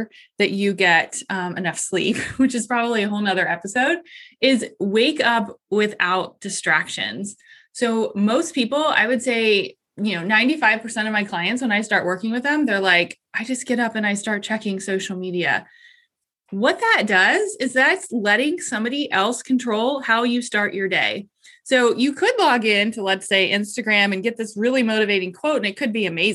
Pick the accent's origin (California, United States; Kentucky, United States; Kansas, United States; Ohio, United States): Ohio, United States; Columbus; I am from Columbus, Ohio